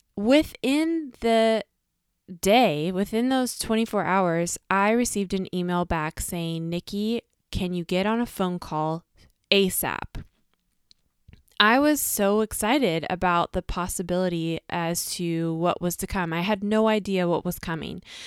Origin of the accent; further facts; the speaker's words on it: United States; us as the American girls